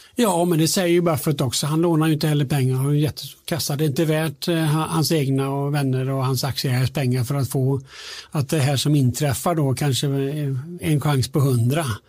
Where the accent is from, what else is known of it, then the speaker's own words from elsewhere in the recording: Alingsås, Västra Götaland, Sweden; now in Stockholm, Sweden; jag kommer från Alingsås, alltså, bor i Stockholm